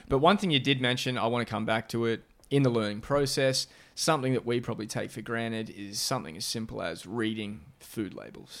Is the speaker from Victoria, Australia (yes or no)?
yes; Melbourne, Victoria, Australia; now in Chelsea, Massachusetts, United States; my hometown of Melbourne, Australia